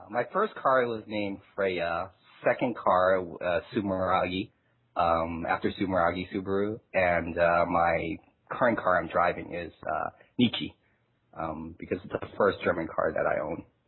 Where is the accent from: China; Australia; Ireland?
China; now in United States; I was born in China